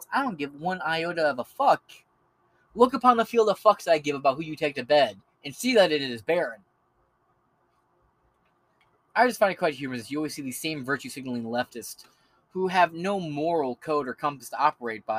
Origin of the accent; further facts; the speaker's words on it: Michigan, United States; I'm from Michigan.